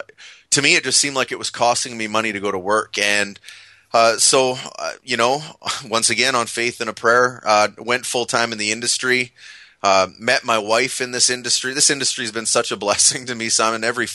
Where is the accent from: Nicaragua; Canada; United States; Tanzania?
Canada; I'm Canadian